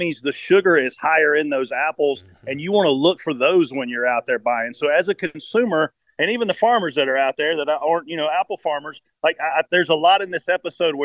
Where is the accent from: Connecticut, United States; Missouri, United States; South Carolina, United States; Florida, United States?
South Carolina, United States; I grew up in South Carolina. I was a watermelon farmer when I was in high school